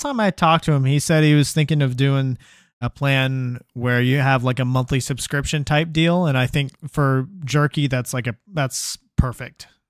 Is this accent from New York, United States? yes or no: yes; New York, United States; now in Texas, United States; I was born in New York.